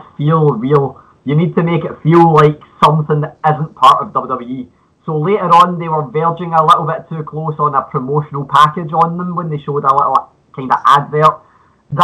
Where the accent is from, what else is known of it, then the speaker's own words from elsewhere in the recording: Scotland, United Kingdom; accent: Scottish (implied); you can tell from my accent